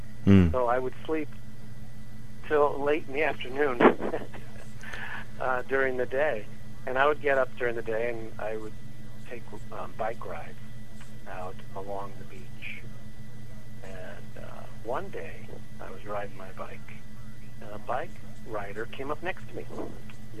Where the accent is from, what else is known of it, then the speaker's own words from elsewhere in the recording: New York, United States; I grew up in New York mostly, most of my life, right outside New York City, and to Italian parents and Italian family